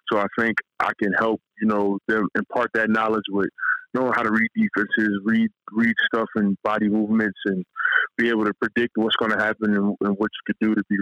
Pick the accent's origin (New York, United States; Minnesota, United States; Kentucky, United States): New York, United States; Peekskill; I'm a New York kid. I grew up in New York.